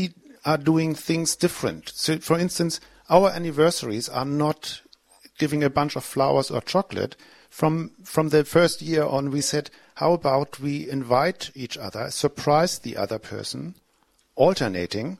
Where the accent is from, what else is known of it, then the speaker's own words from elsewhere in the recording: Germany; accent: German; my German accent